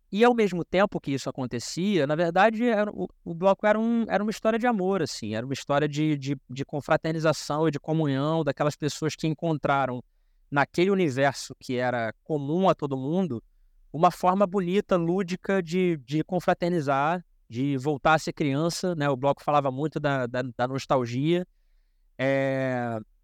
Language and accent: Portuguese; Rio de Janeiro, Brazil; first language Portuguese; eu sou de Padre Miguel, sou nascido na Zona Oeste aqui do Rio de Janeiro